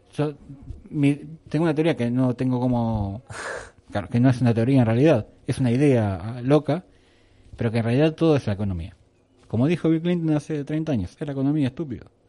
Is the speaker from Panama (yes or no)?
no; Argentina; moved away as an adult; now in Spain; somos un país sudamericano